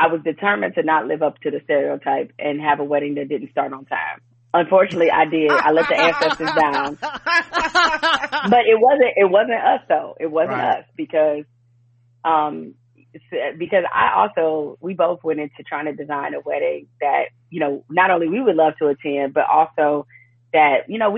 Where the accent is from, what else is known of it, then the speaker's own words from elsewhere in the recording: Detroit, Michigan, United States; we're both from Detroit